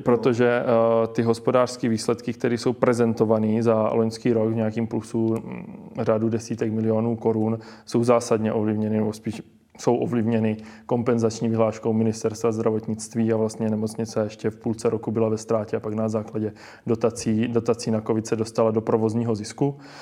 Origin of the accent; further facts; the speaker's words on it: Boskovice, South Moravian Region, Czechia; Já chci tady aby se moje rodné město rozvíjelo